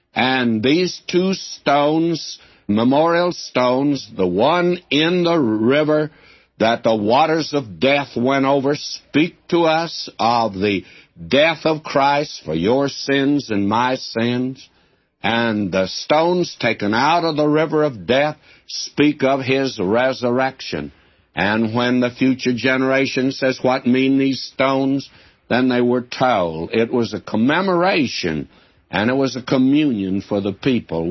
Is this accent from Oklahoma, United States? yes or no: yes; southern Oklahoma, United States; moved away; also born or lived in Texas / Nashville, Tennessee; Takes me to southern Oklahoma where I lived as a boy.